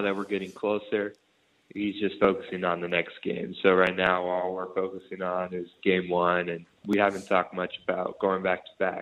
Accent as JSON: {"language": "English", "country": "Brazil", "moved": "yes", "lives_now": "Sydney, Australia", "said": "it reminds me a lot of my home country, Brazil"}